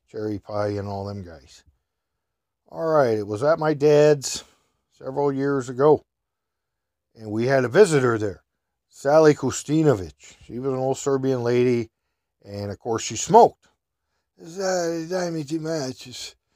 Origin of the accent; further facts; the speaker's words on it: Minnesota, United States; Yeah, how do you know I'm from Minnesota?